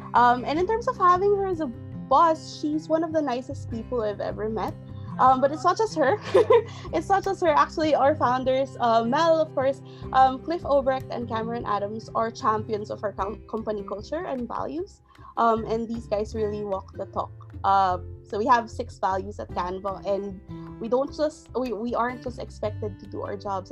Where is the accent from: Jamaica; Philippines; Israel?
Philippines; getting a job in the Philippines, sure, being Filipino mattered